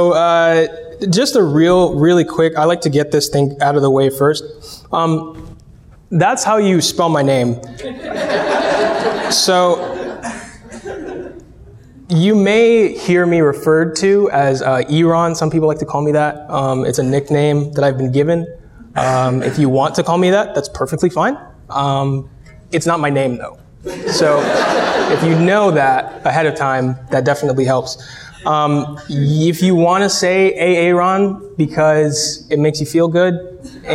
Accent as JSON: {"language": "English", "town": "Cleveland", "region": "Ohio", "country": "United States", "tie": "born or raised there", "moved": "yes", "said": "I'm born and raised in Northeast Ohio. I'm from Cleveland"}